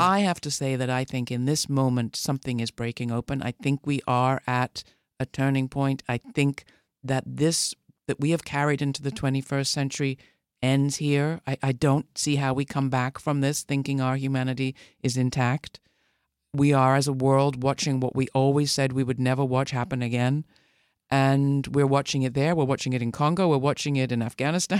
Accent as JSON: {"language": "English", "country": "United Kingdom", "said": "as a British person"}